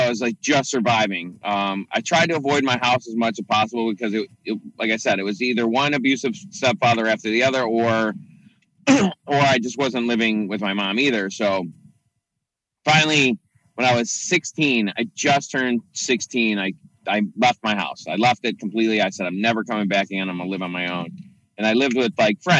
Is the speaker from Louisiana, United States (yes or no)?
no; Chicago, Illinois, United States; I grew up in Chicago, in and out of the city